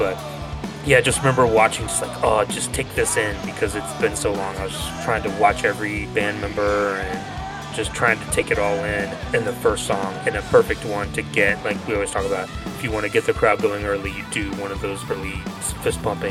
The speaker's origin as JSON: {"language": "English", "region": "Georgia", "country": "United States"}